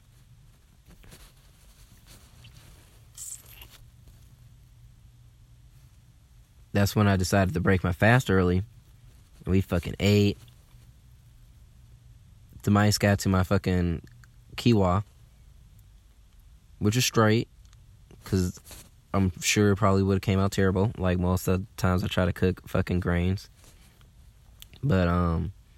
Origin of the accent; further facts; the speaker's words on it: Atlanta, Georgia, United States; I'm from Atlanta